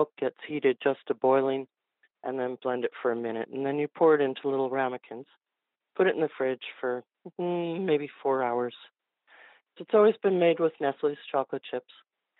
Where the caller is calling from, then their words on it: New Jersey, United States; From New Jersey.